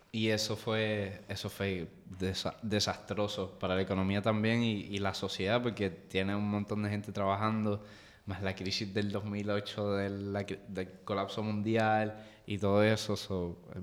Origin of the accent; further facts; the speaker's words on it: Puerto Rico; nosotros somos parte del Caribe, somos parte de América Latina